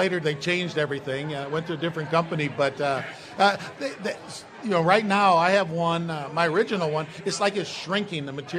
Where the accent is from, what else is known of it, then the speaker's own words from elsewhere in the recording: Gary, Indiana, United States; I grew up in Gary, Indiana, so I watched WGN.